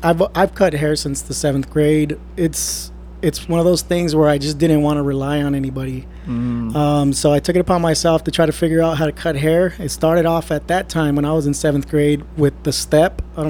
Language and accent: English; Ontario, Canada; I grew up in Ontario.